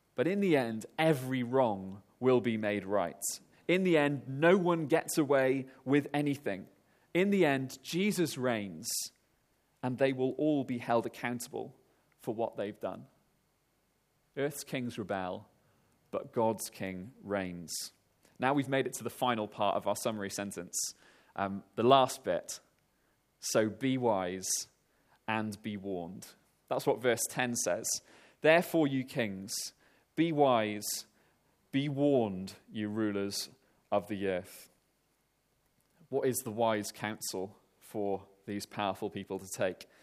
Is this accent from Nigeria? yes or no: no; Wales, United Kingdom; moved away; I'm Welsh